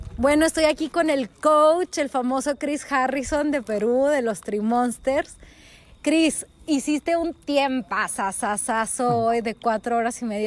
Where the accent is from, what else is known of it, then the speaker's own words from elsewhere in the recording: Ciudad Juárez, Chihuahua, Mexico; soy de Ciudad Juárez, estoy un poco acostumbrada a que el clima es así